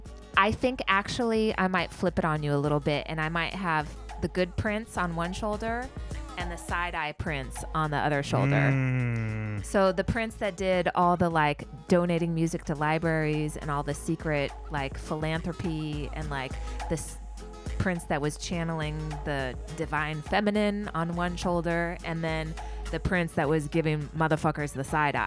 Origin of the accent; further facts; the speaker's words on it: West Coast, United States; And then I grew up on the West Coast, but then my favorite group is ….